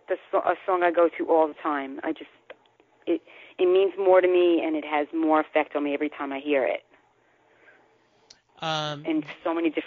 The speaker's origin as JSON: {"language": "English", "town": "Bronx", "region": "New York", "country": "United States", "tie": "born or raised there", "said": "I was born in the Bronx, born and raised."}